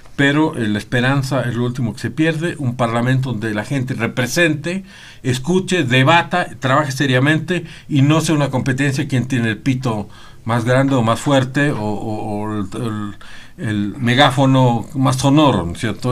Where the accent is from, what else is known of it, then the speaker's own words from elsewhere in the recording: Bolivia; todos somos eh, eh, bolivianos